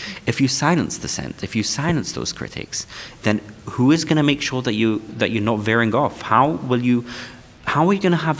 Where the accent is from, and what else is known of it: London, United Kingdom; born or raised there; English is a second language